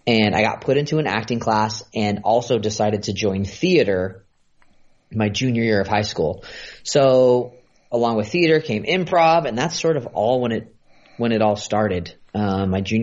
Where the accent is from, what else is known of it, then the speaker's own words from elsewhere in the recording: San Francisco, California, United States; moved away as an adult; I grew up in Northern California, so in like the San Francisco area